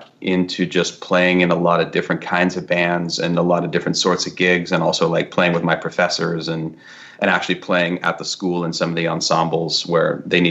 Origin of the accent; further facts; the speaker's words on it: San Francisco North Bay, California, United States; moved away as an adult; also born or lived in Seattle; now in New York, United States; I'm from California originally, and I went to college in Seattle for music